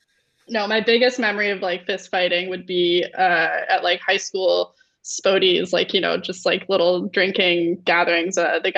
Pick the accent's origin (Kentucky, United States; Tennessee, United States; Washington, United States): Washington, United States; Seattle; moved away as an adult; now in Dublin, Ireland; I'm from Seattle